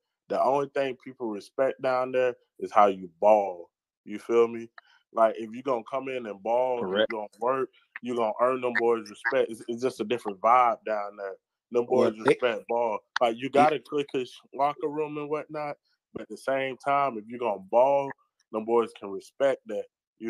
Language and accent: English; Georgia, United States; moved away; also born or lived in Miami; I'm from Georgia, you feel me?